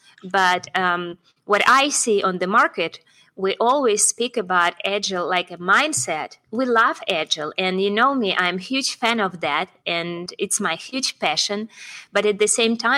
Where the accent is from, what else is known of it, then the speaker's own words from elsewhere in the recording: Russia; I'm from Russia